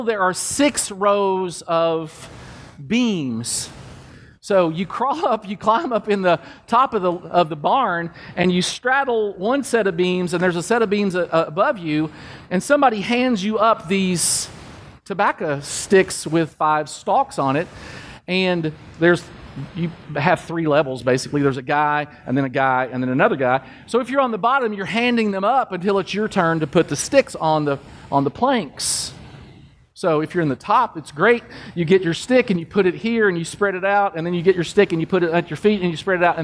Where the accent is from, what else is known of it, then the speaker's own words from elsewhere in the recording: Kentucky, United States; growing up in Kentucky